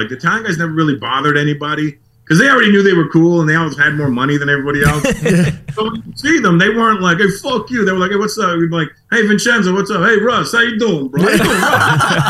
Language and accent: English; Toronto, Ontario, Canada; now in Los Angeles, United States; growing up in Toronto